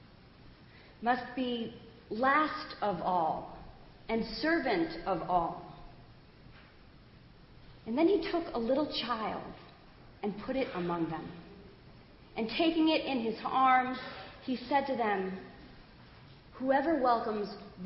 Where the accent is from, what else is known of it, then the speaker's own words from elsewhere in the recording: United States; I grew up just outside of Manhattan in the suburbs